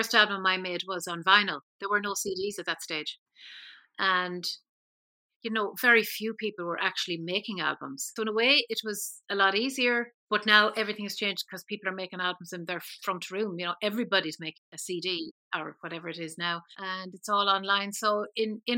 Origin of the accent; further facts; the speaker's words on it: Keshcarrigan, Leitrim, Ireland; I was born in a tiny little village called Keshcarrigan, and at that time it had only a population of 19 people.